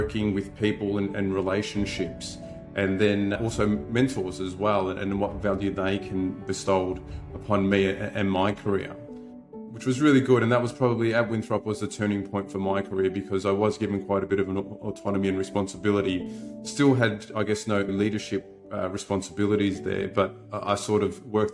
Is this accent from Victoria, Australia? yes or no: yes; Melbourne, Victoria, Australia; I was brought up in Melbourne in the western suburbs to a blue collar